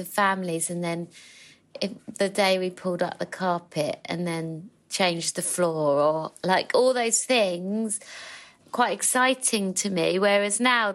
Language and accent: English; London, United Kingdom; I grew up in Hackney in a street that was mainly council houses